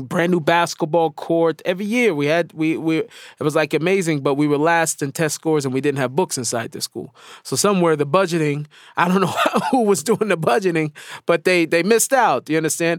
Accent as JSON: {"language": "English", "town": "Seattle", "region": "Washington", "country": "United States", "tie": "born or raised there", "moved": "as an adult", "lives_now": "Israel", "said": "I grew up in Seattle"}